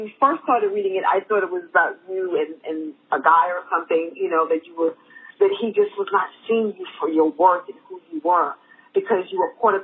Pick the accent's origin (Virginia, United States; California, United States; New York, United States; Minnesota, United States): New York, United States; New York City; I grew up in Harlem